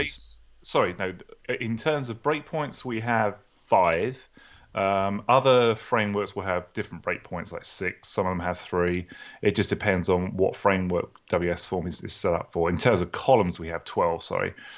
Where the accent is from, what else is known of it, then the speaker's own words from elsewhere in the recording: United Kingdom; accent: British; moved away as an adult; also born or lived in New Orleans, Louisiana, United States; now in Atlanta, United States; originally from the U K, as you can tell from my accent, very similar to your accent. And I moved to the U S about sixteen years ago